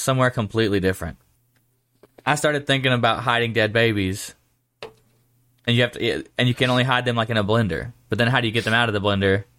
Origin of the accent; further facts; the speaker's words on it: Georgia, United States; moved away; where I grew up in Georgia, everyone referred to I twenty as the highway.